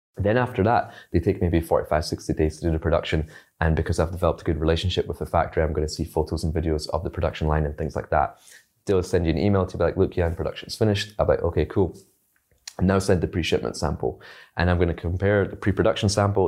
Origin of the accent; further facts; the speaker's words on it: Scotland, United Kingdom; also born or lived in China; I grew up in Scotland